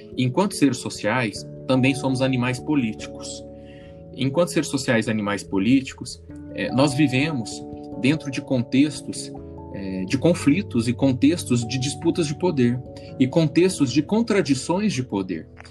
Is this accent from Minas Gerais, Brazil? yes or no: yes; Uberlândia, Minas Gerais, Brazil; eu não sou do Rio, não sou carioca, eu sou do interior de Minas Gerais, interiorzão mesmo, Uberlândia.